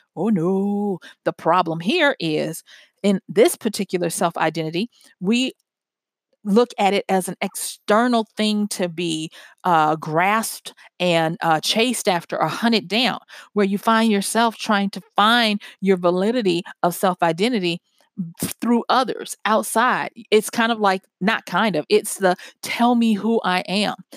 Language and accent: English; Louisiana, United States; moved away; I'm from Louisiana originally